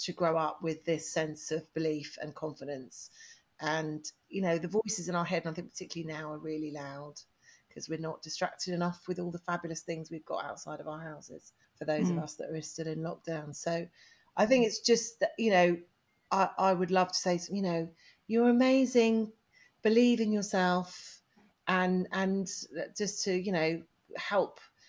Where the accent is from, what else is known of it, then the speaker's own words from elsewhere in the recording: England, United Kingdom; I was English